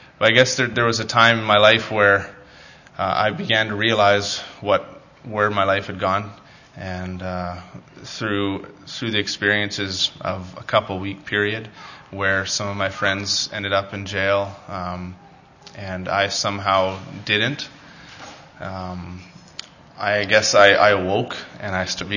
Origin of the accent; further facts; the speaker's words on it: Salmon Arm, British Columbia, Canada; also born or lived in Dauphin, Manitoba; I grew up in Church of Christ, actually, in a few different ones, mostly Salmon Arm and in one in Dauphin, Manitoba